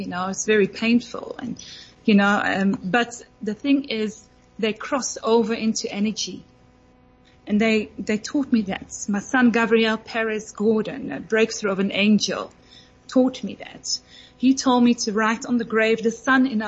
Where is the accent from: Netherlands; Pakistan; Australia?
Netherlands; I'm from Holland